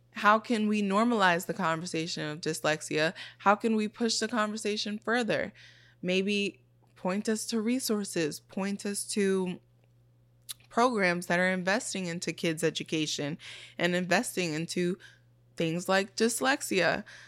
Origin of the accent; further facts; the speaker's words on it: New York City, New York, United States; also born or lived in Brooklyn; I grew up in the Bronx and I grew up in Brooklyn.